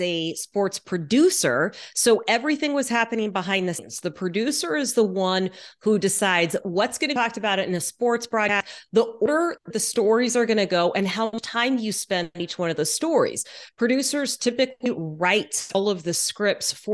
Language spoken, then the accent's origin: English; Texas, United States; moved away as an adult; also born or lived in Louisiana; now in Seattle, United States; I was born in Louisiana, grew up mostly in Texas. My family is still in Houston, but I have lived in Seattle for more than 22 years now